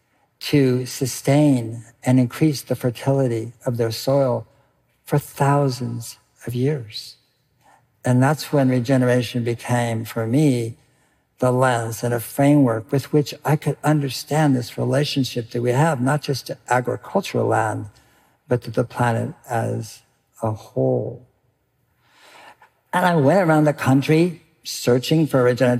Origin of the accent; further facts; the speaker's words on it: California, United States; I grew up in California